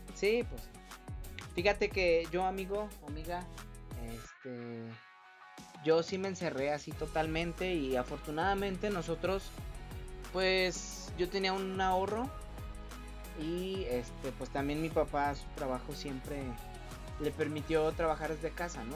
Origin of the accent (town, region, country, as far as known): Mexico